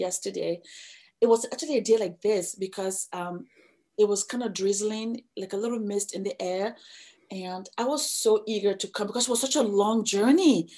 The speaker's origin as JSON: {"language": "English", "country": "Nigeria", "moved": "as an adult", "lives_now": "United States", "said": "I'm from Nigeria"}